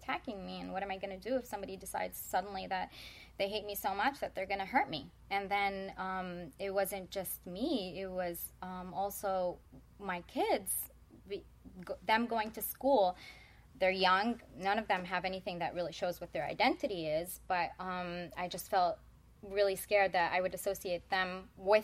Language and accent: English; Midwest, United States; I grew up in the Midwest